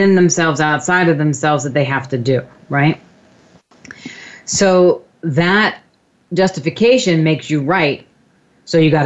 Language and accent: English; Long Island, New York, United States; also born or lived in Brooklyn, New York; we moved out from Brooklyn to Long Island